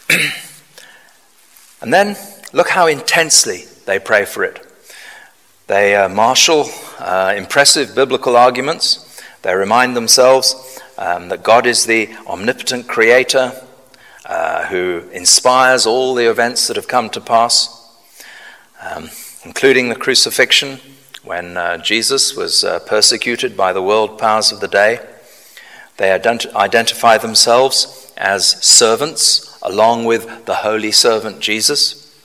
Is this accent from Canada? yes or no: no; United Kingdom; we're very reserved as British people.